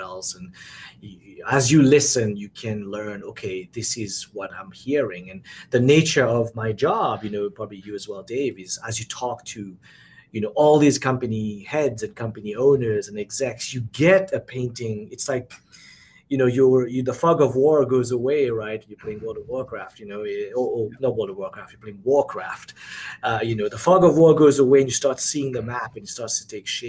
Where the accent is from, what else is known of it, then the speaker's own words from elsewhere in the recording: Mauritius; also born or lived in Singapore / New Zealand / Pennsylvania / Los Angeles; now in Florida, United States; I'm from Mauritius